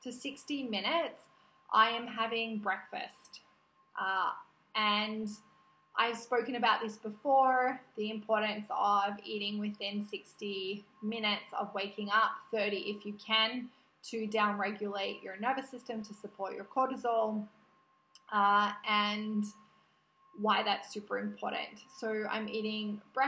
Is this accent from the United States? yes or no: no; Australia; moved away; I was born in Australia. My natural habitat is Australia.